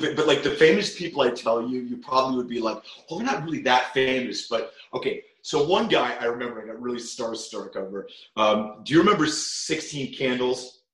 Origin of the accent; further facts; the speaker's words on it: New Castle, Pennsylvania, United States; moved away as an adult; also born or lived in Cleveland, Ohio; now in Los Angeles, United States; my dad joined our, our family business, which was a chain of retail jewelry stores uh, located we're actually headquartered in Newcastle, Pennsylvania, which is about 45 minutes uh, west of Pittsburgh